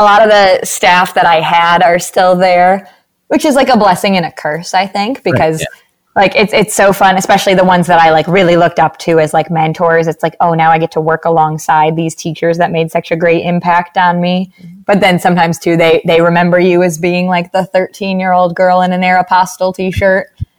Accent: Hudsonville, Michigan, United States; For anyone who's not like from the area, it's very much so a Midwest kind of bubble.

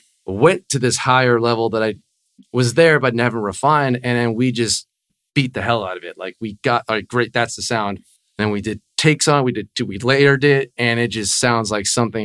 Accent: Coral Springs, Florida, United States; also born or lived in Fort Lauderdale; I live in Fort Lauderdale, but I grew up in Coral Springs, going to like to Taravella High School and stuff.

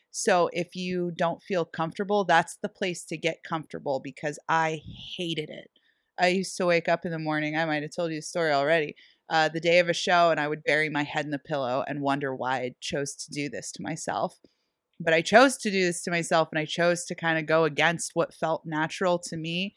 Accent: Erie, Pennsylvania, United States; Sherlock's in Erie, Pennsylvania, my hometown

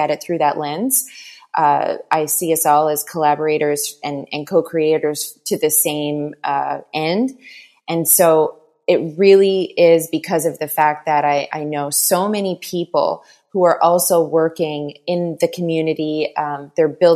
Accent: Newfoundland and Labrador, Canada; now in Montreal, Canada; I am originally from Newfoundland, Canada, but I've lived long enough in Montreal, Quebec, to say that I'm just about a Quebecer, so about 19 years in Quebec.

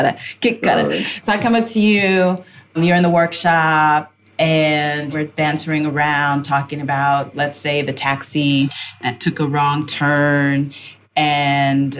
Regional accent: Ghana; we're Ghanaian

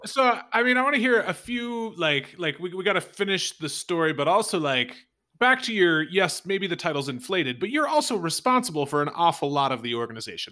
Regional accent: United States; as an American

